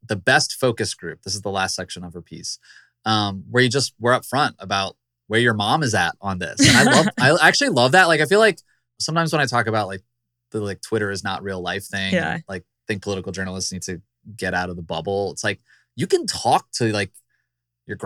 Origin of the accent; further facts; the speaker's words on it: Virginia, United States; Glenn Youngkin in my home state